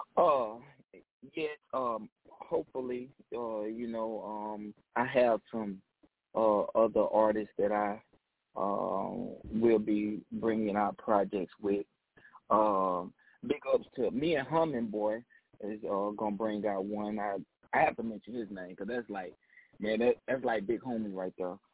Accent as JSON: {"language": "English", "town": "Decatur", "region": "Mississippi", "country": "United States", "tie": "born or raised there", "said": "I am calling from Decatur, Mississippi, my hometown."}